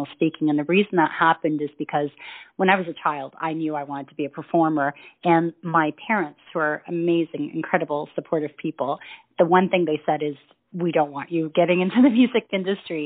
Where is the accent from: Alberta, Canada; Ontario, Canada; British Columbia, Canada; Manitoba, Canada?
Ontario, Canada; Toronto; moved away as an adult; also born or lived in Middle East; my hometown, Toronto, where I grew up